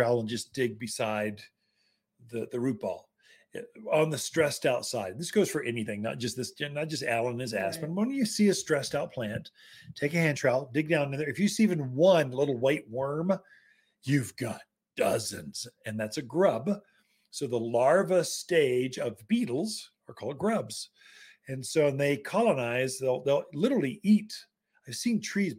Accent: the South, United States; accent: Southern; now in Prescott, United States; a Southern boy

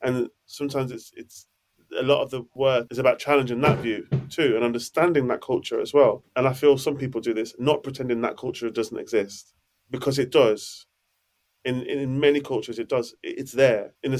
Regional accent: Jamaica; I think there's things I bring to the table as a Jamaican black man too.

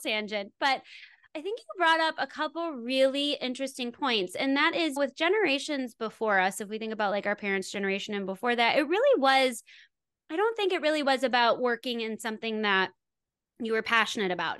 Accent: Wisconsin, United States; also born or lived in Los Angeles / Santa Monica; I grew up in Wisconsin

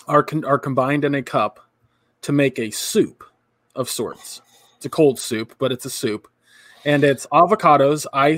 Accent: California, United States; I grew up in California.

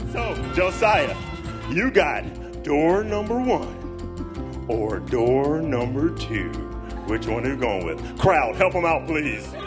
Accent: Minnesota, United States; I grew up in Minnesota

